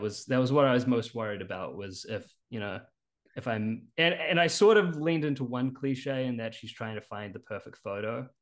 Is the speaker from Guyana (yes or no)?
no; New Zealand; moved away as an adult; now in Richmond, United States; You'll notice a bit of an accent. I'm actually originally from New Zealand.